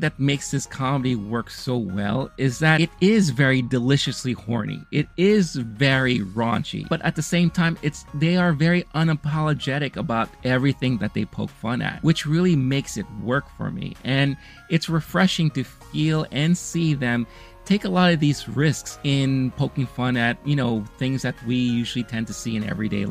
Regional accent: New York, United States; I grew up in America. I grew up here in New York.

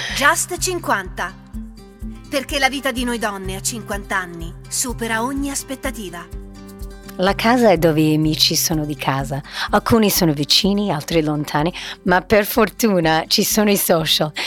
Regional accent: United States; da americana

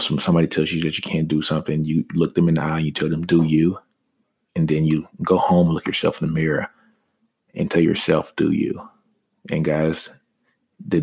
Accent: Shreveport, Louisiana, United States; I grew up in Motown, which is in Shreveport, Louisiana

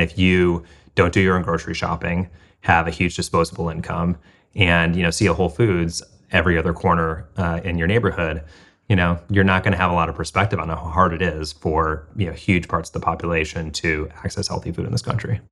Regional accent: Midwest, United States; moved away; I grew up middle class in the Midwest

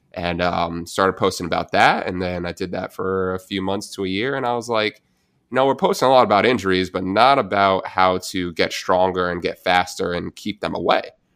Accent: New Jersey, United States; I'm from New Jersey, I'm a Giants fan

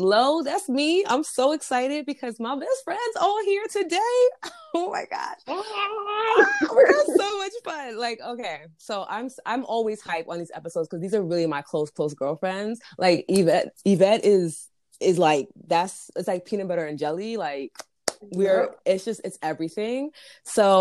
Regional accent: United States; accent: American; my American ass accent

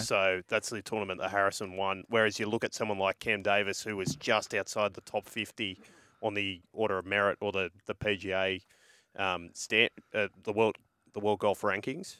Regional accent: Manly, New South Wales, Australia; I grew up in Manly

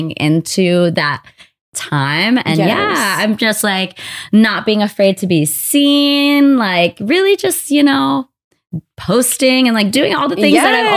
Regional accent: Los Angeles, California, United States; I've been born and raised in LA. I was born in Montebello, California, East

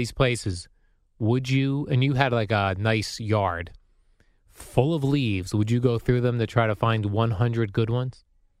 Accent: New Jersey, United States; Growing up in New Jersey, Jerry, we used to have to...

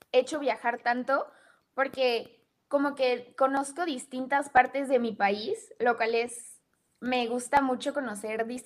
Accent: United States; born there; nací en Estados Unidos. Afortunadamente mis papás pudieron darme esa oportunidad de nacer allá.

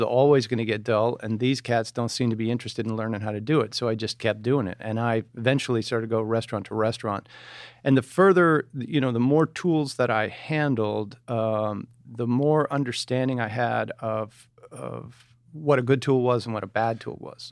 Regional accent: outside of Detroit, Michigan, United States; Just outside of Detroit

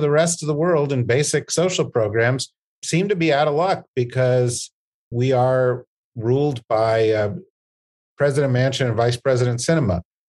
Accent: New Jersey, United States; I'm from New Jersey, so you need to explain it to me real slow.

